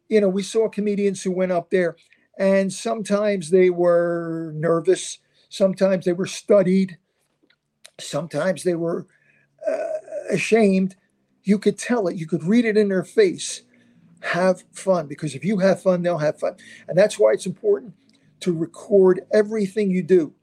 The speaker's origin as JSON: {"language": "English", "town": "Philadelphia", "region": "Pennsylvania", "country": "United States", "said": "I'm from South Philadelphia, very rough neighborhood"}